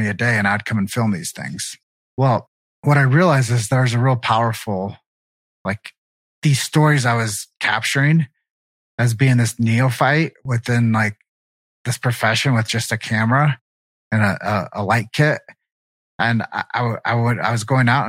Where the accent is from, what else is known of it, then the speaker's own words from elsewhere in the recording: Davenport, Iowa, United States; I grew up in Davenport, Iowa.